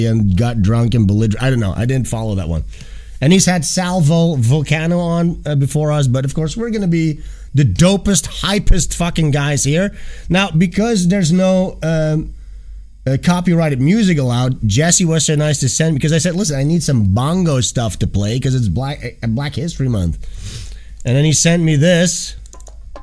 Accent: Amsterdam, North Holland, Netherlands; I'm from the Netherlands, guys. I'm from Amsterdam

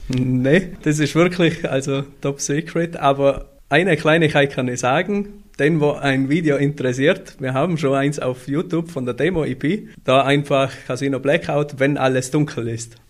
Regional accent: Austria; ich bin eigentlich der einzig gebürtige Österreicher in der kompletten Band

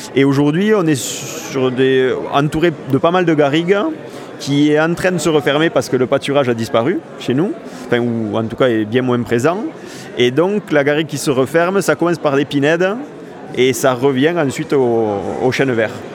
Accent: Corbières, Occitania, France; je viens des Corbières

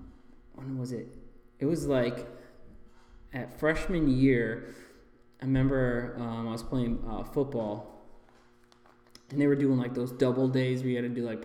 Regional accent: Oregon, Ohio, United States; So I grew up in Oregon, Ohio. So Ohio. Basically, Toledo, like, is where everybody knows.

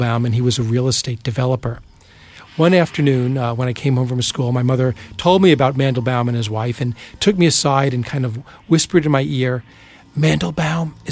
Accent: Plainview, New York, United States; When I was a kid growing up in Plainview, New York on Long Island

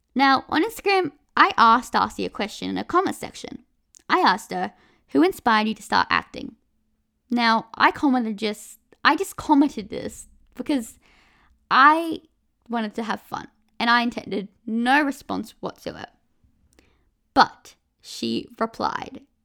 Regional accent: Australia; I'm from Australia

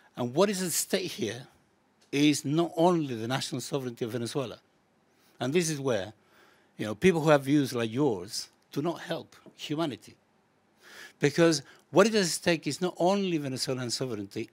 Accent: Chile; now in United Kingdom; I come from Chile originally

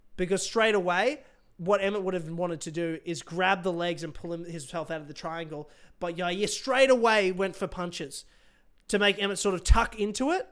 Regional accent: Brisbane, Queensland, Australia; my hometown

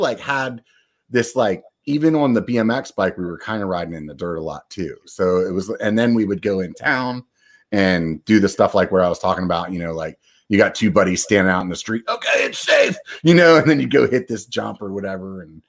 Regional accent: Northeast, United States; now in California, United States; growing up in the Northeast, it must be something, because that's exactly how I felt about moving to California.

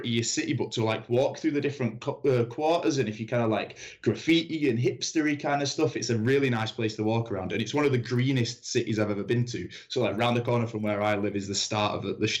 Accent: Manchester, North West England, United Kingdom; now in Cologne, Germany; I come from Manchester in England

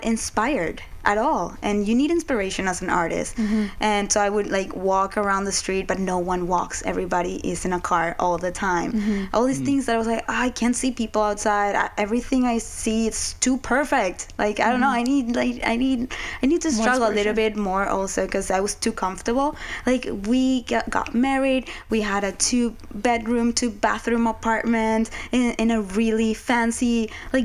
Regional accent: Venezuela; moved away as an adult; also born or lived in Savannah, Georgia; now in New York, United States; I grew up in Venezuela. That's where I was born. I spent there the first 19 years of my life.

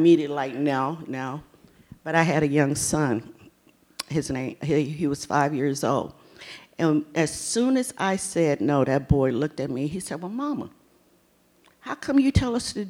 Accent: Virginia Beach, Virginia, United States; I was born in Virginia Beach, Virginia. And I was born during the time where we were segregated as far as school was concerned. I went to an all-black school.

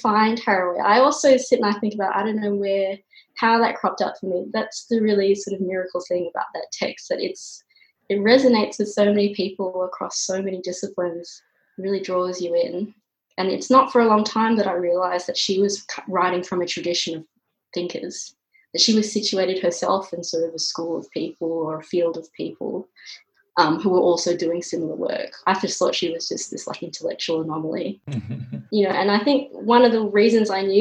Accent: Canberra, Australian Capital Territory, Australia; I grew up in Canberra.

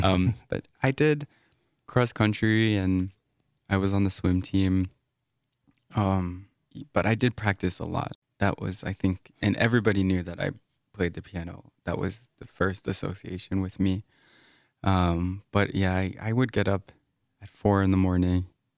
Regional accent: Massachusetts, United States; moved away; Whereas where I was growing up in Massachusetts, I would say looking back was a pretty toxic environment that promoted mediocrity and shunned any kind of exceptionalism.

